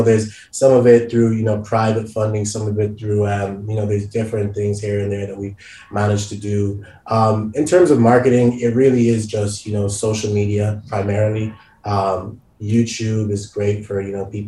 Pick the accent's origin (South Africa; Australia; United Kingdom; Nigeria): Nigeria; now in Dublin, Ireland; I'm originally Nigerian